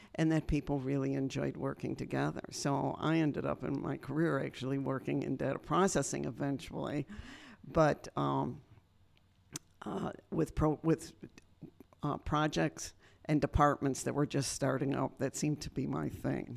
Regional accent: Western New York, United States; now in Berks County, Pennsylvania, United States; I grew up in Western New York

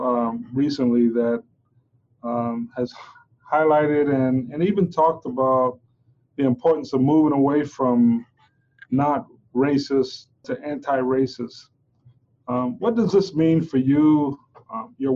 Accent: Kansas City, United States; I am from the Kansas City area

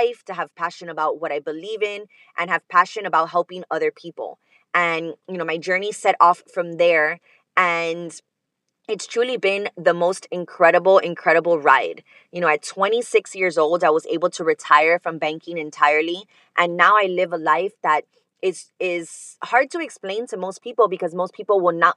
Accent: Miami, Florida, United States; I am from Miami, Florida. Born and raised

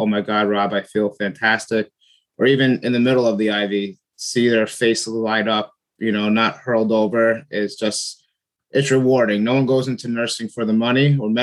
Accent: Oceanside, United States; born and raised in Oceanside

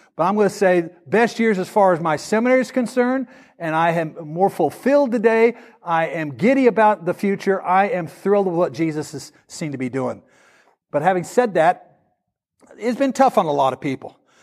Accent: the South, United States; we're from the South. We're from a gun culture

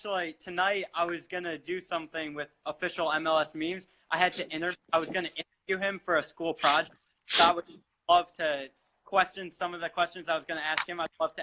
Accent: Atlanta, Georgia, United States; now in New York, United States; I live in New York, but I'm from Atlanta originally

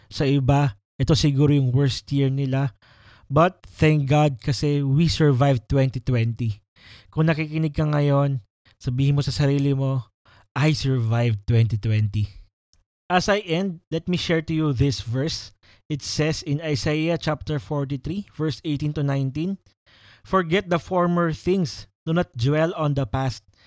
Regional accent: Batangas, Calabarzon, Philippines; moved away; yung province ko kasi is Batangas.

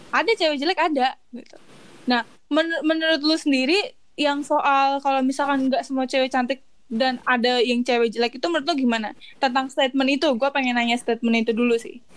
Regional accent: Java, Indonesia; Lah gua Jawa kagak kalem nggak ada kalem-kalemnya.

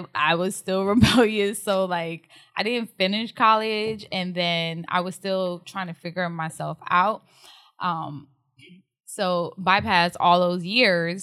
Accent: Newark, New Jersey, United States; accent: Jersey; moved away as an adult; now in Texas, United States; I'm from New Jersey, if you can't tell by my Jersey accent

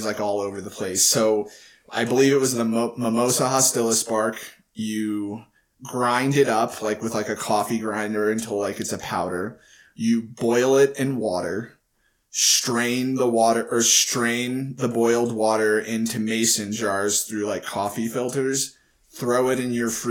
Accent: Texas, United States; I grew up in Texas

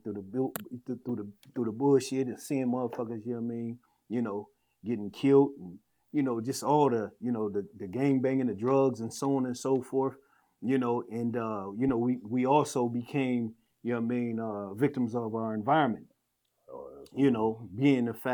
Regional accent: San Bernardino, California, United States; moved away; I'm from San Bernardino, California

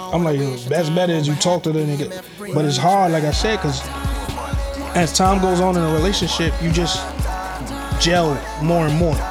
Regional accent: Barbados; moved away; I came from Barbados

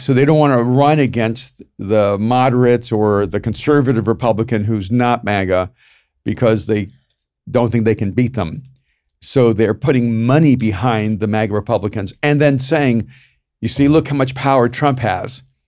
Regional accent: El Salvador; moved away; I'm from El Salvador

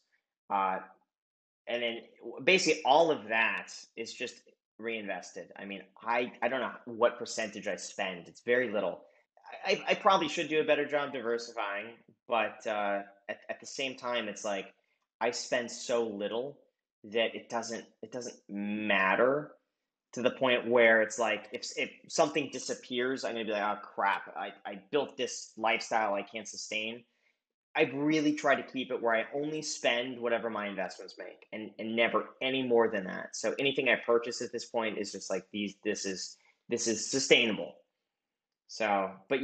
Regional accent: Los Angeles, California, United States; moved away as an adult; I grew up in Los Angeles

